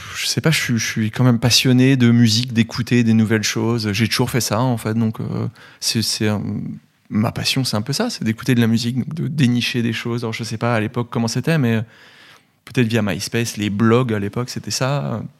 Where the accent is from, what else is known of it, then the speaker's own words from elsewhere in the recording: Gevrey-Chambertin, Bourgogne-Franche-Comté, France; moved away; also born or lived in Dijon; Je viens de Dijon, je suis bourguignon, de Gevrey-Chambertin même, donc à une dizaine de kilomètres de Dijon.